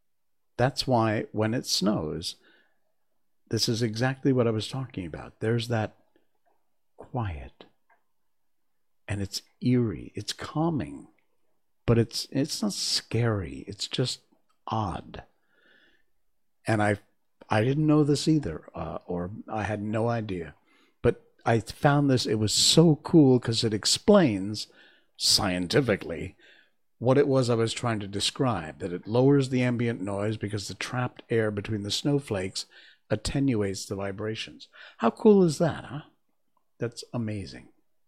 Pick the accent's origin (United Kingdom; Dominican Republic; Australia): United Kingdom; South West England; I remember growing up in Cornwall